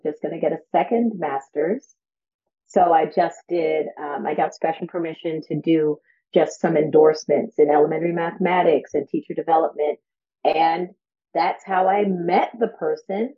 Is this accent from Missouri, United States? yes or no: no; New York, United States; moved away; I'm originally from New York